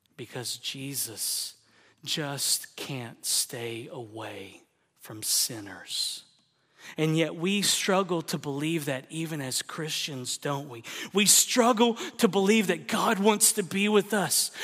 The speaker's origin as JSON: {"language": "English", "region": "Oklahoma", "country": "United States", "tie": "born or raised there", "also_born_or_lived": "Texas / California", "moved": "yes", "said": "my home state of Oklahoma"}